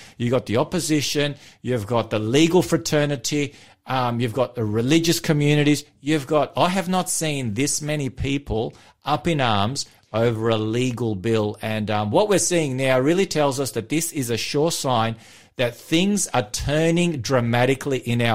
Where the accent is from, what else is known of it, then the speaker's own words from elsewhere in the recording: Victoria, Australia; moved away; In my home state there